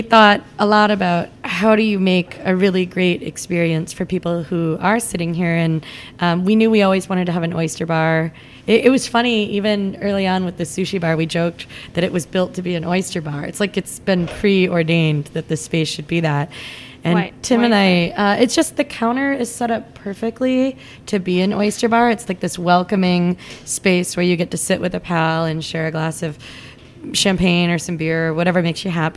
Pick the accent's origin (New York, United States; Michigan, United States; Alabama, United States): Michigan, United States; Flint; moved away; I'm from Flint, Michigan